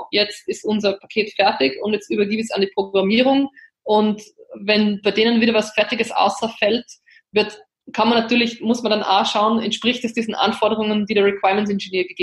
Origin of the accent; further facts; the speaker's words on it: Linz, Upper Austria, Austria; Also ich bin ja jetzt aus Linz, äh, ist ja die zweitgrößte oder die drittgrößte Stadt in Österreich und befindet sich ja mitten in Oberösterreich.